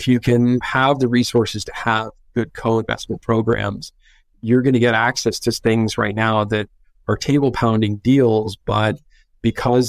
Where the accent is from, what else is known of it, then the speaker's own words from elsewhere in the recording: Northern California, United States; growing up in Northern California is being spoiled with all these things to do outside all year round